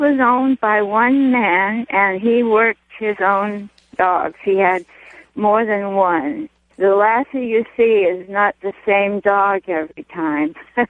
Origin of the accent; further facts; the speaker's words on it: Los Angeles, California, United States; In L.A.